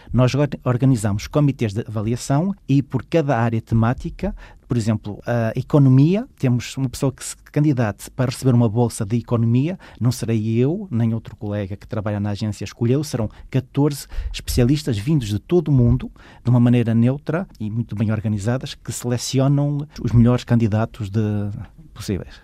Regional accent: Arcos de Valdevez, Norte, Portugal; also born or lived in Paris, France; now in Brussels, Belgium; eu sou de Arcos Valdez

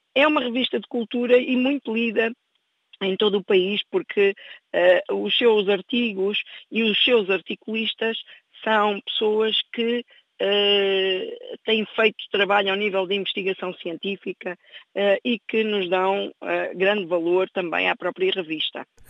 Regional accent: Angola; now in Torres Novas, Portugal; inclusive eu própria, que nasci em Angola

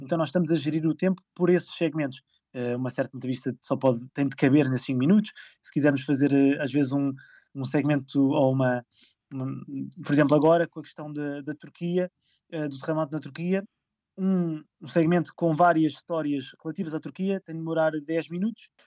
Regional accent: Lisbon, Portugal; moved away as an adult; also born or lived in Ericeira; Eu sou de Lisboa

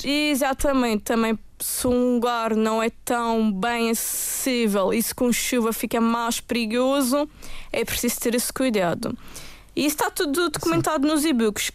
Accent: Madeira, Portugal; Eu própria, como madeirense

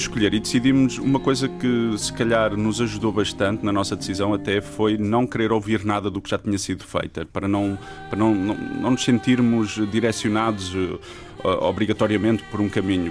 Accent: Trás-os-Montes, Portugal; sendo transmontano

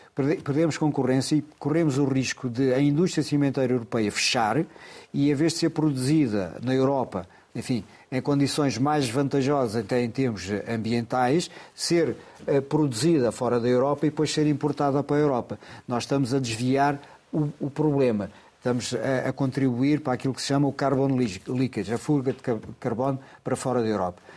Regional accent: Loulé, Algarve, Portugal; Lolé é a minha terra

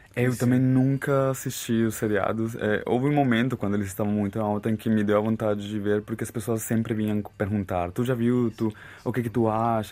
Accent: Bogotá, Colombia; Portuguese is a second language; moved away as an adult; also born or lived in Florencia, Caquetá, Colombia / Brazil; now in Portugal; eu não nasci em Bogotá, mas eu cresci em Bogotá também

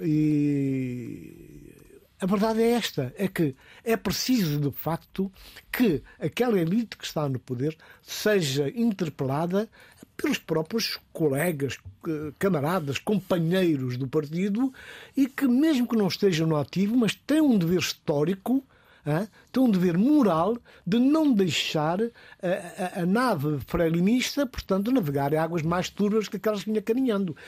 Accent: Guinea-Bissau; na minha terra, na Guiné-Bissau

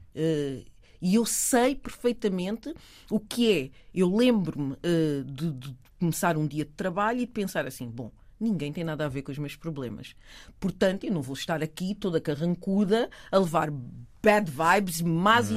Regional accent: Portugal; Eu nasci em Portugal. Os meus pais são de Cabo Verde

